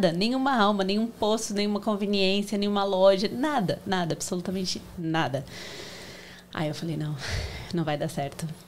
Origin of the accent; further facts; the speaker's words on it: São Paulo, Brazil; eu vim de São Paulo, uma cidade grande